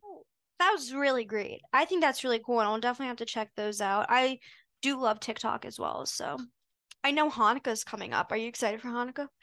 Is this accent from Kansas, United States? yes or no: no; Potomac, Maryland, United States; I'm from Potomac, Maryland, and I grew up going to Jewish summer camp